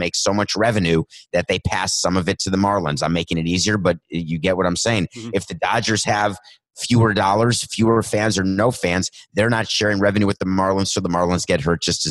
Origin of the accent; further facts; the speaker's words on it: New York, United States; It's only 1980s when I was growing up in New York